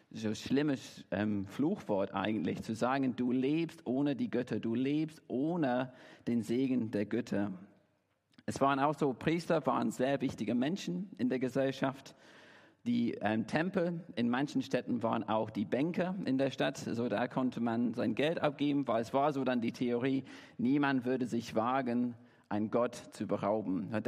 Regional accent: Derby, East Midlands, United Kingdom; German is a second language; now in Dresden, Germany; Ich komme ursprünglich aus Derby in England, wohne jetzt in Deutschland seit elf Jahren, bin hier in Dresden seit drei

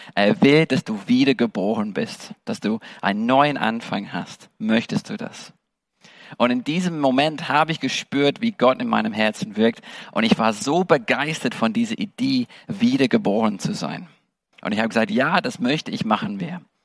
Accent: England, United Kingdom; German is a second language; moved away as an adult; also born or lived in Germany; now in Dresden, Germany; ich bin Engländer

